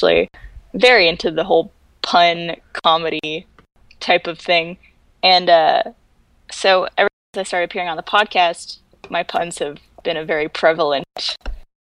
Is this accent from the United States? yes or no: no; Canada; moved away; I was from Canada